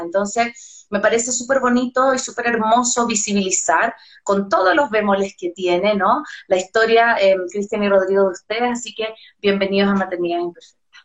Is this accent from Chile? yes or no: yes; Chile; soy chilena